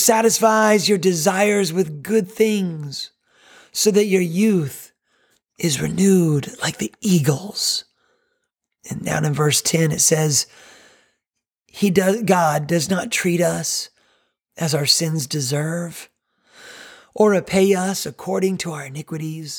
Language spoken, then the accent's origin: English; North Carolina, United States; now in Myrtle Beach, United States; growing up in North Carolina